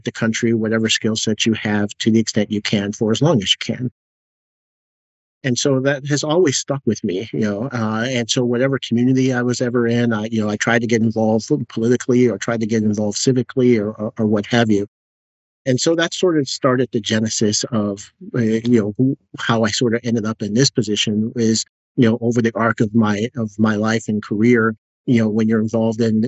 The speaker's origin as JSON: {"language": "English", "town": "Utica", "region": "New York", "country": "United States", "tie": "born or raised there", "moved": "yes", "said": "I grew up in Utica, New York, which is about 45 minutes east of Syracuse"}